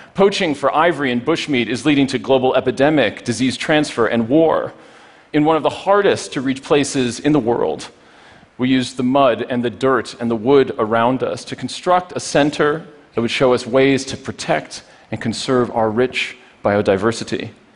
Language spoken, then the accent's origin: English; Poughkeepsie, New York, United States; Poughkeepsie, my hometown